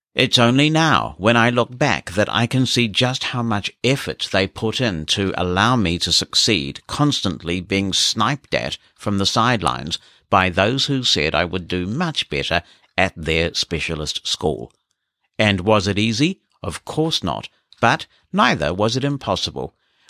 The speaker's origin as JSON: {"language": "English", "town": "Glasgow", "region": "Scotland", "country": "United Kingdom", "tie": "born or raised there", "said": "I grew up in Glasgow, a tough city at any time, but one during that period still dominated by religious splits, almost akin to that of Belfast in Northern Ireland."}